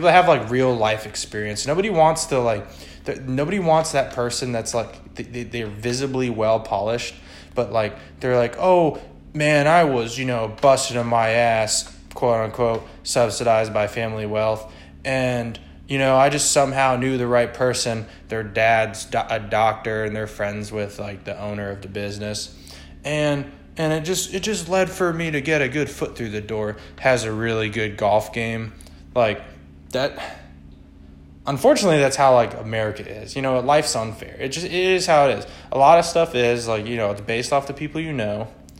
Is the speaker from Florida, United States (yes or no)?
yes; Florida, United States; also born or lived in Virginia; Like, even when growing up in Florida, or living in Florida, living in Virginia, wherever I've lived